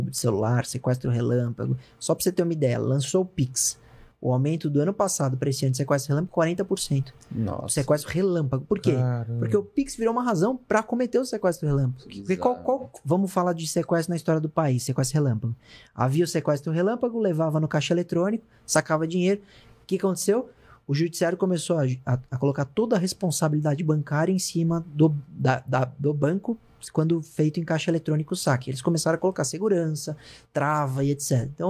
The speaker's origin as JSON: {"language": "Portuguese", "country": "Brazil"}